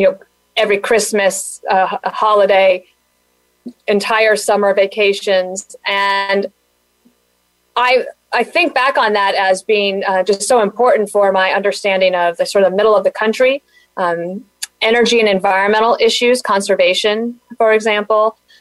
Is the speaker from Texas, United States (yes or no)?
no; Denver, Colorado, United States; born or raised there; also born or lived in Wyoming